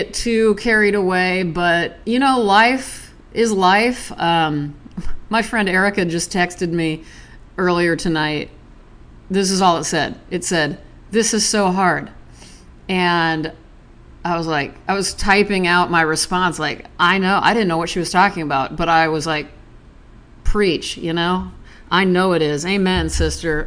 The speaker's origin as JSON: {"language": "English", "region": "Nebraska", "country": "United States", "said": "I'm from Nebraska"}